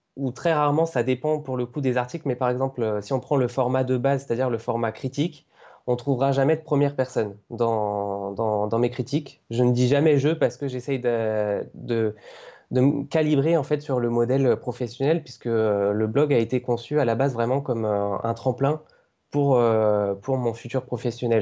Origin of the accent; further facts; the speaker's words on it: Cévennes, near Montpellier, Occitania, France; moved away as an adult; also born or lived in Paris region; now in Paris, France; je suis en région parisienne depuis un an maintenant et avant ça j'étais chez mes parents du côté de Montpellier dans les Cévennes